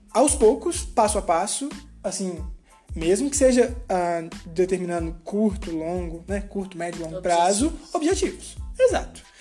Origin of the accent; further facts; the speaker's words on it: Minas Gerais, Brazil; accent: mineiro; somos mineiros e trem de doido em Minas é tudo, né, Bárbara?